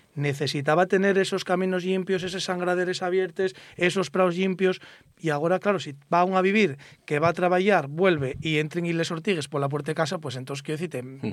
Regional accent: Bimenes, Asturias, Spain; Yo vivo en mi pueblo, en Santa Gadía.

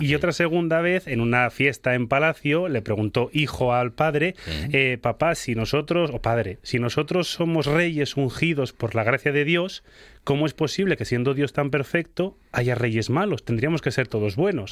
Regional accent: Spain

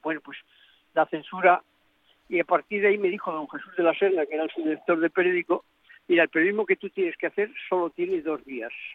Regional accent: Spain; yo soy español por eh, todos los poros de mi pequeño, de mi pequeño cuerpo

